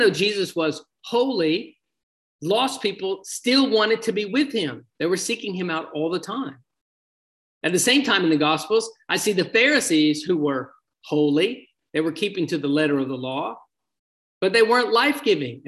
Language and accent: English; United States; my hometown here in the United States